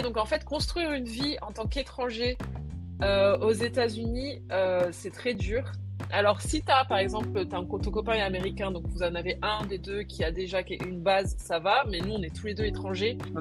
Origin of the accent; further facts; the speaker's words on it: Réunion; moved away as an adult; also born or lived in United States; je viens de la Réunion où tout le monde est mélangé